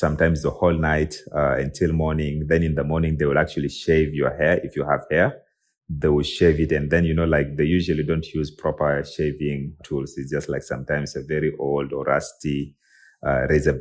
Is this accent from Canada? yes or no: no; South Sudan; a South Sudanese tech and IP lawyer, born and raised in South Sudan.